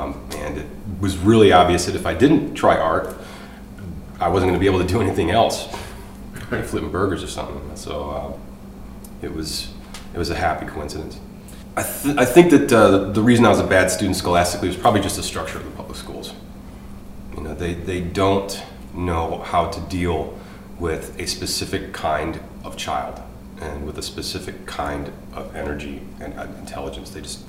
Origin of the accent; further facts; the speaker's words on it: Michigan, United States; also born or lived in California; My childhood, I moved around a lot. I was born in California and moved to Michigan when I was about 1.5, 2 years old.